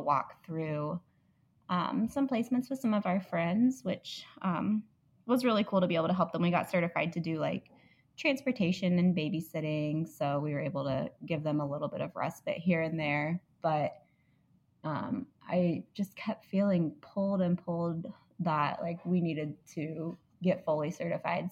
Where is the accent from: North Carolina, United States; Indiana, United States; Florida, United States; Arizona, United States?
Indiana, United States; Indianapolis; also born or lived in Illinois; I'm from Indianapolis